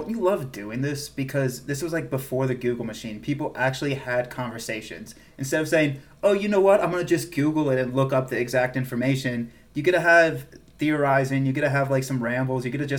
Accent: South Carolina, United States; moved away; I'm originally from South Carolina, and I have some South Carolina pride.

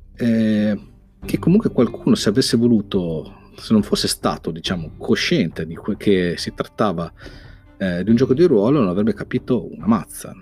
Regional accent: Modena, Emilia-Romagna, Italy; sono di Modena

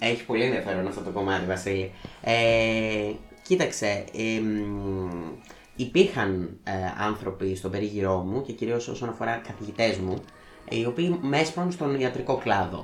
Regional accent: Volos, Thessaly, Greece; moved away as an adult; now in Thessaloniki, Greece; η καταγωγή μου είναι από το Βόλο, τον τελευταίο, τους τελευταίους μήνες ζω και εργάζομαι στην πόλη της Θεσσαλονίκης

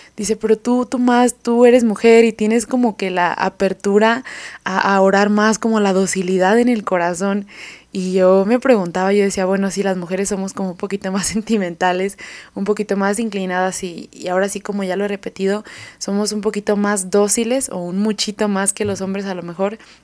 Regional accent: Mexico; de aquí de, donde somos dos mexicanos

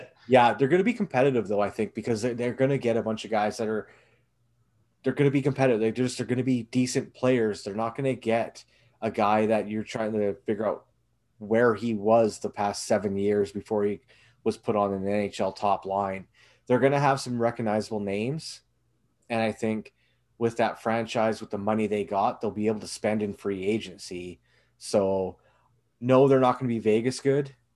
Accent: Canada; as a Canadian

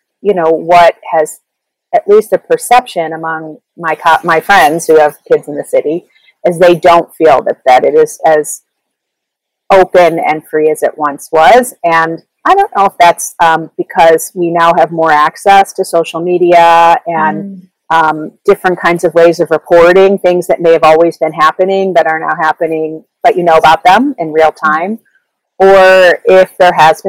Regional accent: Chicago, Illinois, United States; also born or lived in Ann Arbor, Michigan / New York; I am from Chicago. I grew up in the Lakeview neighborhood in the city

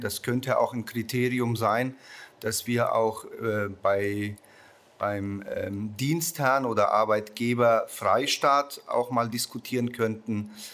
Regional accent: Nuremberg, Bavaria, Germany; Ich komme aus Nürnberg

